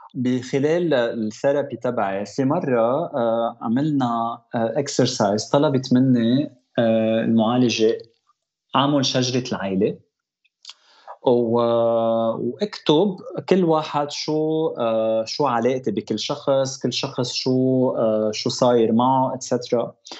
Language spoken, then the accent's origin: Arabic; Lebanon; now in Toronto, Canada; انا خلقت بلبنان جيت على تورونتو